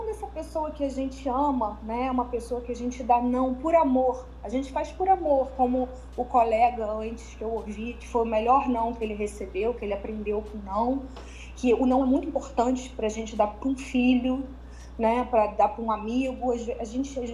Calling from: Niterói, Rio de Janeiro, Brazil

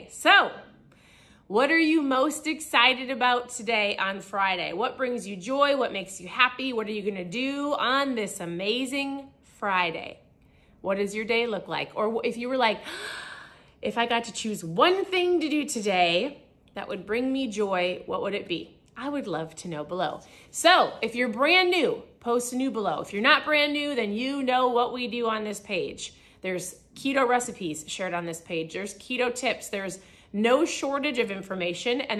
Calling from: Cancun, Quintana Roo, Mexico

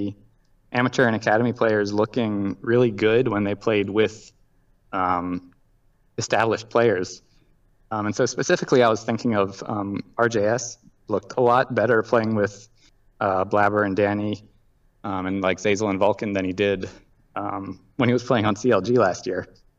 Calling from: Seattle, Washington, United States; I'm calling from the Seattle area.

